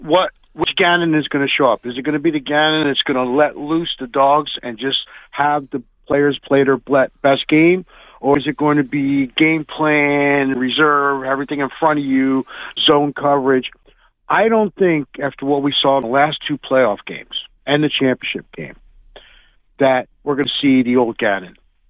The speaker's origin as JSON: {"language": "English", "region": "New Jersey", "country": "United States", "tie": "born or raised there", "also_born_or_lived": "Canada", "said": "Yes, I am. I grew up in New Jersey, but I was born in Canada."}